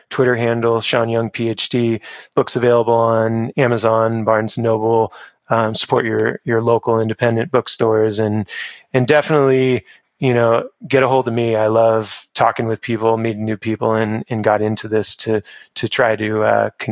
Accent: Newport Beach, California, United States; I grew up in Orange County, where it was very relaxed lifestyle in Newport, where I grew up

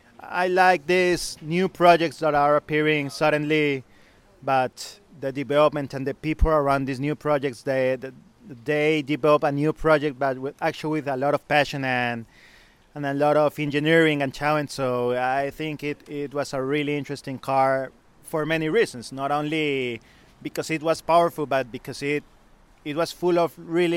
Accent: Colombia; English is a second language; moved away as an adult; also born or lived in Mexico; I grew up in Colombia. Then I live in Mexico. Then I went back to Colombia

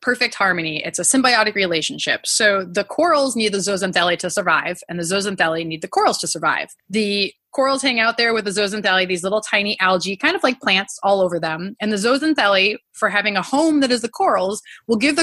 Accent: New England, United States; I grew up in New England, and the closest ocean to me is pretty cold ocean water

